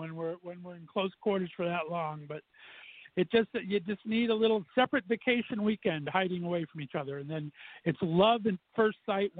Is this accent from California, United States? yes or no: yes; Southern California, United States; moved away as an adult; now in Northeast Ohio, United States; I was born and raised in Southern California, and I like to say that I've been banished to Northeast Ohio.